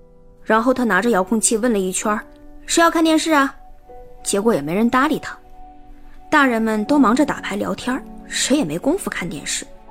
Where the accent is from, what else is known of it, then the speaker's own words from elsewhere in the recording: Northeast China, China; 我们东北那边农村不都是睡火炕吗？